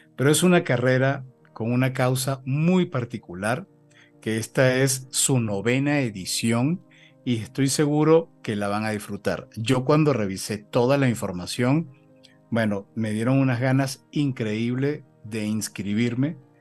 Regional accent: Venezuela; accent: Venezuelan; moved away as an adult; now in Mexico; Ya yo me siento absolutamente mexicano después de 15 años en México, por supuesto, con un acento venezolano que nunca se va a perder

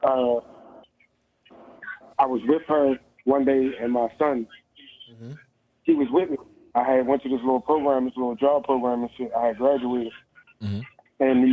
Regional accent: Baltimore, Maryland, United States; now in Texas, United States; I'm from Baltimore. I live in Texas right now

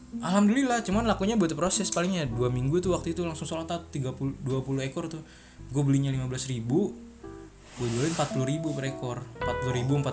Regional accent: Lamongan, East Java, Indonesia; dari Lamongan ada dari Lamongan bang saya dari Lamongan nih bang

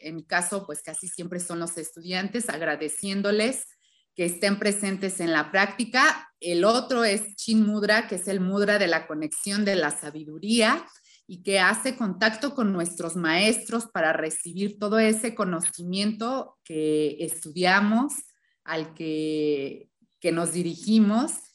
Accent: Hidalgo, Mexico; moved away as an adult; also born or lived in Mexico City; del lugar donde crecí, que es un estado, se llama el estado de Hidalgo, vivía en una comunidad chiquita

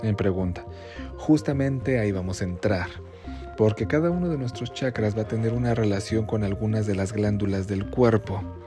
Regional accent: Mexico; aquí en México

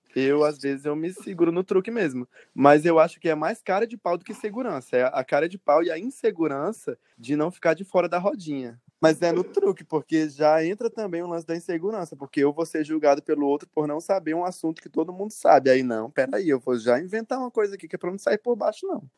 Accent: Feijó, Acre, Brazil; now in Rio Branco, Brazil; sou acreano, nascido em Feijoacre, uma cidadezinha do interior, mas hoje moro em Rio Branco, na capital.

